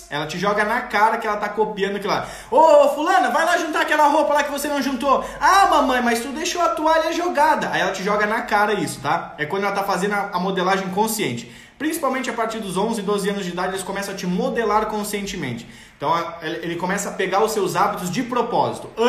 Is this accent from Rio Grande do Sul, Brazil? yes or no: yes; Rio Grande do Sul, Brazil; eu nasci no Rio Grande do Sul, me criei no Rio Grande do Sul, eu tomo chimarrão até hoje.